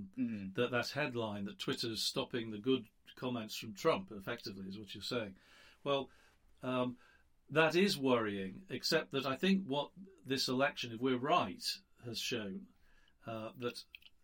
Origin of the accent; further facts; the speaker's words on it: United Kingdom; now in United States; I'm a Brit